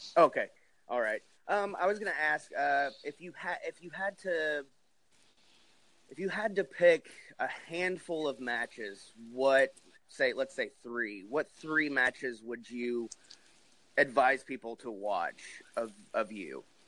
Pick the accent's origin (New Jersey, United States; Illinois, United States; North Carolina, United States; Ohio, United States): New Jersey, United States; I grew up in New Jersey